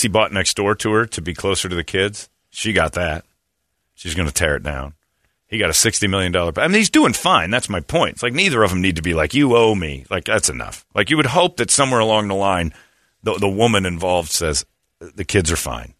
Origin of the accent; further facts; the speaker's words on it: Indiana, United States; I grew up in Indiana